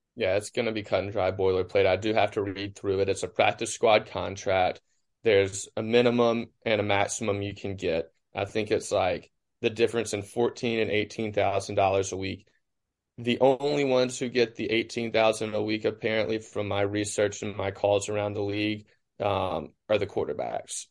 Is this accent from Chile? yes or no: no; Cleveland, Mississippi, United States; born or raised there